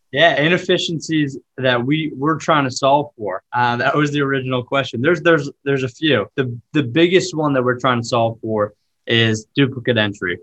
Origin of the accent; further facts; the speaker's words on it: Boston, Massachusetts, United States; I grew up in Boston, about 20 minutes outside the city